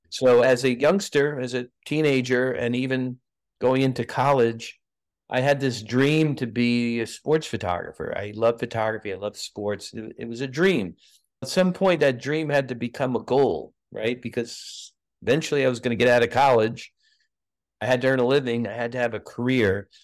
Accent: New York City, New York, United States; moved away as an adult; also born or lived in Massachusetts / Pasadena, California; growing up in New York, lived in Brooklyn

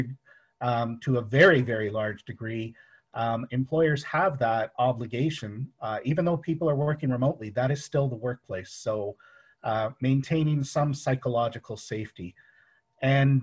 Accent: England, United Kingdom; moved away; I'm originally from England

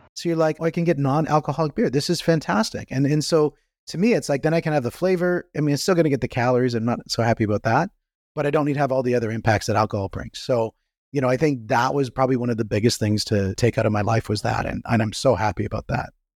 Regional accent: Canada; I'm from Canada

